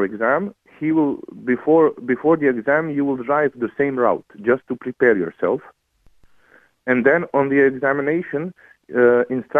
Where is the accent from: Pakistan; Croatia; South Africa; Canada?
Croatia; now in Ireland; I'm from Croatia